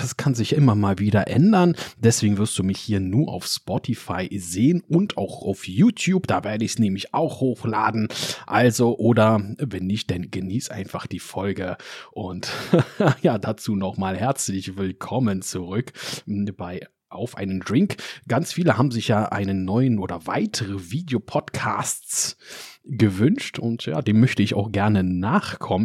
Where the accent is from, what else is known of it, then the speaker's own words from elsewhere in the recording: Germany; wir Deutsche